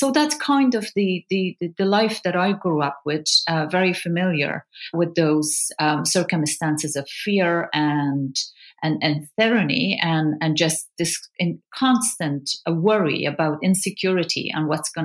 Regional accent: Kabul, Afghanistan; moved away; also born or lived in Pakistan; I grew up in Kabul during the Soviet occupation of the country

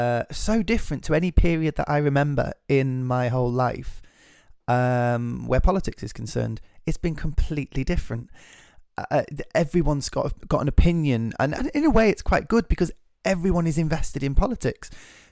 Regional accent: Scotland, United Kingdom; I love that part of my identity is being British, is Scottish.

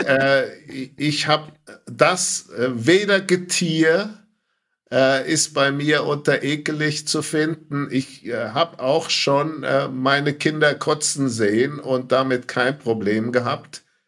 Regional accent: Bad Brückenau, Bavaria, Germany; Aufgewachsen in Bad Brückenau

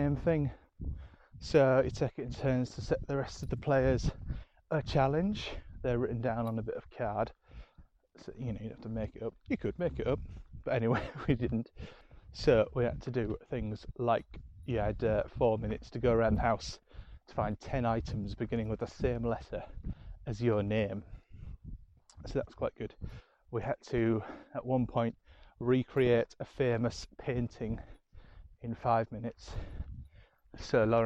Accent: Yorkshire and the Humber, United Kingdom; accent: Yorkshire; moved away; my Yorkshire accent's been a bit thicker here

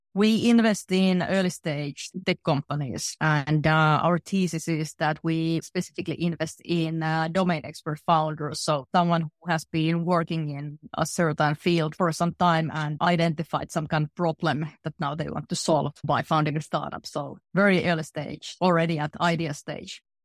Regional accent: middle Finland, Central Finland, Finland; I grew up in a very small factory town in middle Finland.

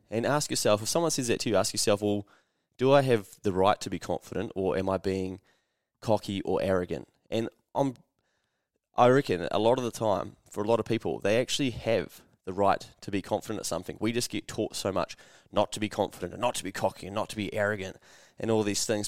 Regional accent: New Zealand; I'm a Kiwi

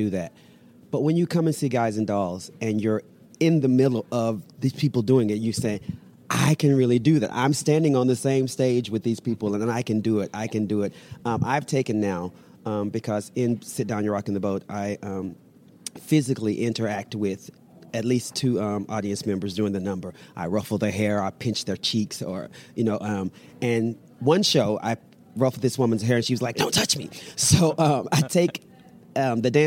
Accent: Dallas, Texas, United States; moved away; also born or lived in New York; I'm from Dallas, Texas

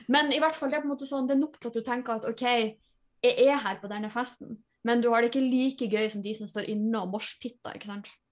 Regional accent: Tjongsfjord, Nordland, Norway; moved away; jeg er hjemme i Tjongsfjord

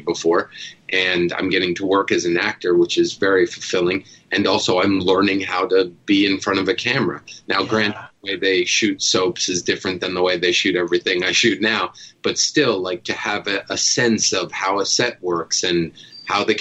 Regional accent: New Jersey, United States; I grew up in Jersey

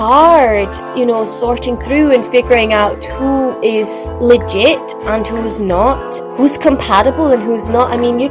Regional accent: Denmark; I'm Danish.

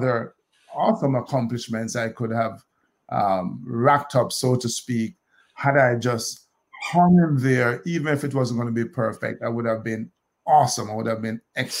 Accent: Kingston, Jamaica; moved away as an adult; now in United States; I grew up in Olympic Gardens, Kingston

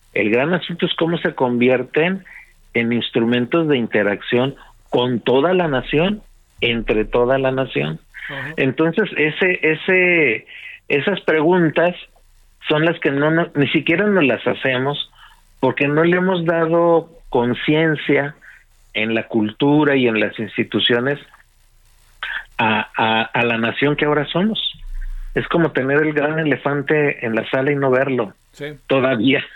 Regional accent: Mexico; los viejos mexicanos que nacimos en el territorio

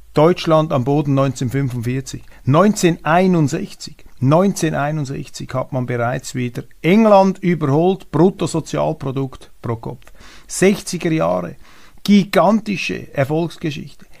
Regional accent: Switzerland; als Schweizer

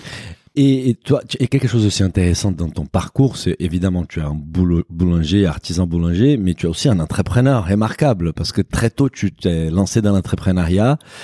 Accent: Brazil; je suis brésilien

